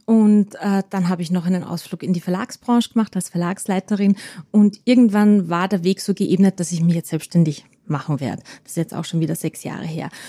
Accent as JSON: {"language": "German", "region": "Salzburg", "country": "Austria", "tie": "born or raised there", "also_born_or_lived": "Vienna", "moved": "yes", "said": "zuerst in Salzburg in meiner Heimatstadt und dann in Wien"}